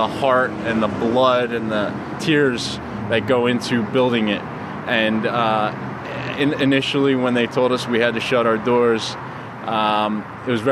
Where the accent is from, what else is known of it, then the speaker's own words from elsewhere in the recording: United States; being an American